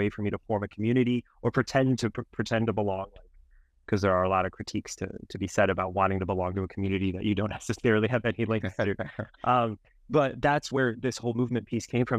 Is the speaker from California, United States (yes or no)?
no; Cleveland, Ohio, United States; also born or lived in France; now in Illinois, United States; I grew up in Cleveland